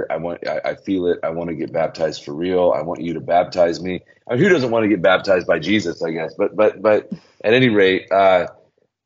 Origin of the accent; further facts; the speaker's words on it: Birmingham, Alabama, United States; I grew up in Birmingham, Alabama